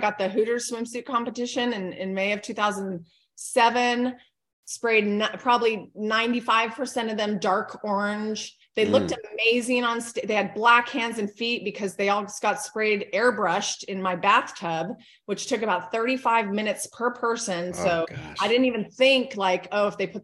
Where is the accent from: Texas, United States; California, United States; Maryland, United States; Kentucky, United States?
California, United States; also born or lived in Hawaii; now in Hernando, United States; I was born and raised in California